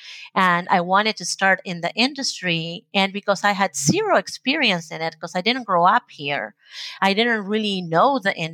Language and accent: English; Argentina; first language Spanish; English is a second language; now in United States; I was born and raised in Argentina